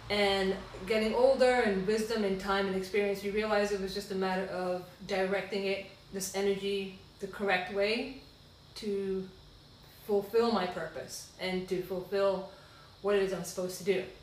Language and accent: English; Sierra Leone; born there; I was born in Sierra Leone, West Africa